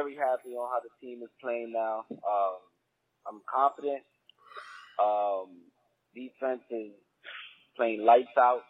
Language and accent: English; Rocky Mount, North Carolina, United States; now in Tampa, United States; I'm from Rocky Mount, but I'm living in Tampa now.